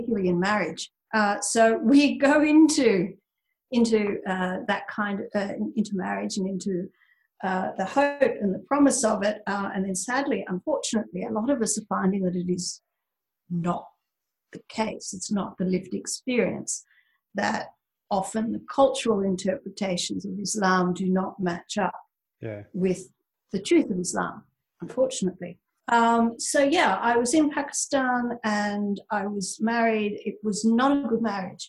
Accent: Sydney, New South Wales, Australia; I am indeed from Sydney, Australia

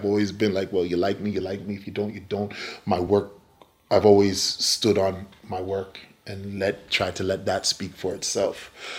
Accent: Newmarket, Ontario, Canada; moved away as an adult; we came from Newmarket, Ontario. We kind of changed the whole dynamics of our life, came down here, and we've established ourselves.

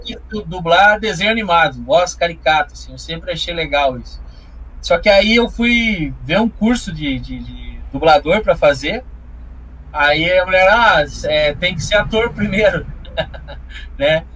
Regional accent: Curitiba, Paraná, Brazil; accent: interior do Paraná; Nasci em Curitiba e fui criado nas trevas aqui na região metropolitana

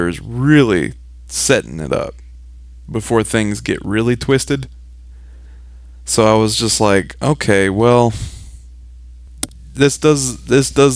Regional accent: Memphis, Tennessee, United States; now in Midwest, United States; me being from Memphis

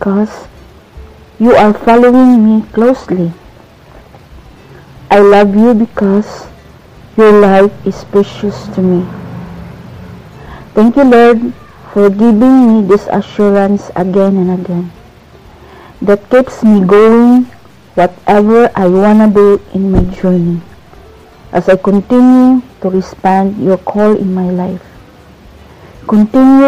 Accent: Philippines; from Philippines

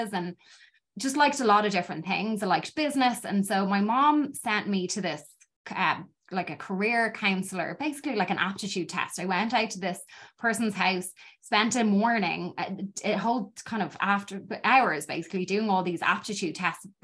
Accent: Dublin, Leinster, Ireland; moved away as an adult; now in Chicago, United States; growing up in Dublin

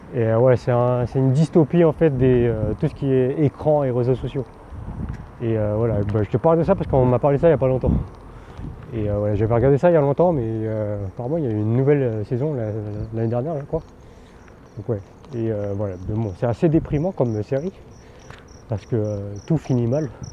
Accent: France; first language Teochew; je parlais français parce que bah, j'étais, je suis né en France et j'étais dans un environnement français

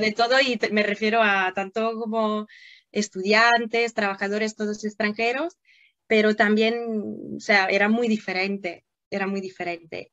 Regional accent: Italy; Spanish is a second language; moved away; also born or lived in Turin, Italy / Moscow, Russia; yo nací en Italia, pero en la frontera con Francia.

